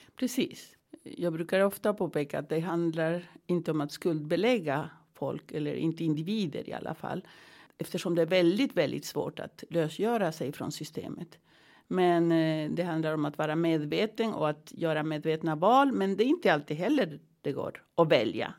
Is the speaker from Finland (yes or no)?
no; Andes, Peru; now in Sweden; jag kommer från Peru, från Anderna.